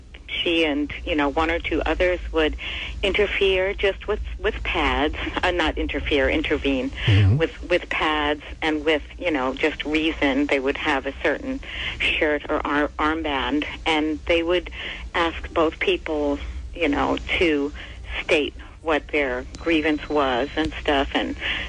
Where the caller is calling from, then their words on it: New York City, New York, United States; I'm calling from the Bronx.